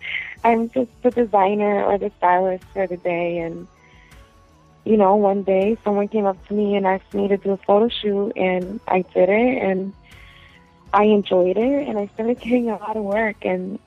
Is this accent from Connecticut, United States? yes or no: yes; Connecticut, United States; also born or lived in Puerto Rico; I wasn't born in Connecticut. I was actually born in Puerto Rico. And then I was moved, you know, to the States when I was probably like 5. And from there on, I've been in Connecticut.